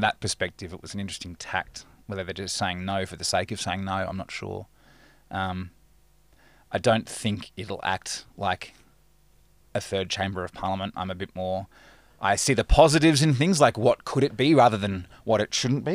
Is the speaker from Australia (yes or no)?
yes; Perth, Western Australia, Australia; now in Melbourne, Australia; I grew up in Perth